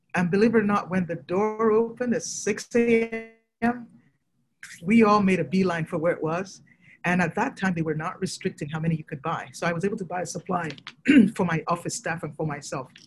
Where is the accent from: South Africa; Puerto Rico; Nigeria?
Nigeria; moved away; I'm originally from Nigeria